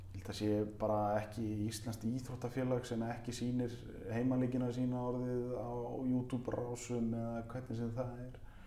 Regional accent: Mosfellsbær, Capital Region, Iceland; Afturvelding mitt, eh, mitt lið í mínum heimabæi

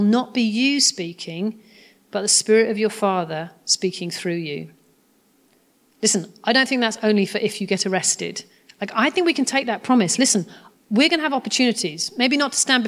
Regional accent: United Kingdom; I'm very British

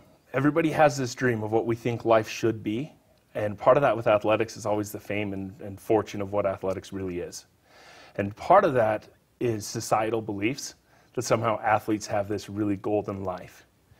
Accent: Wendell, Idaho, United States; In Wendell, Idaho.

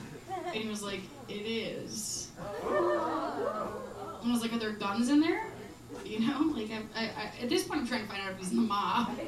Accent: Midwest, United States; And I'm from the Midwest, so I was like, I gotta make him a pie.

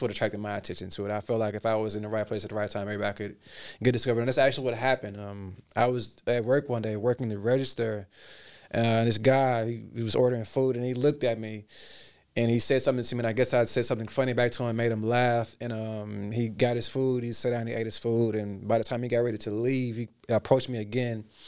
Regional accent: Memphis, Tennessee, United States; moved away as an adult; also born or lived in Dallas, Texas / Hollywood, California; I'm originally from Dallas, Texas, and kinda migrated pretty soon after to Memphis, Tennessee

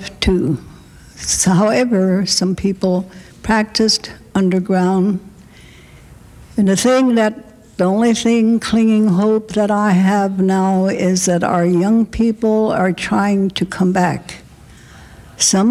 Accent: Rosebud Reservation, South Dakota, United States; our reserve where I am from the Rosebud Reservation

